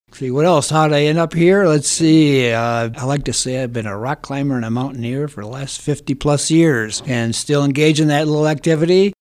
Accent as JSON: {"language": "English", "town": "Holland", "region": "Michigan", "country": "United States", "tie": "born or raised there", "moved": "as an adult", "lives_now": "San Luis Valley, United States", "said": "I'm originally from Michigan. Grew up in Holland, Michigan."}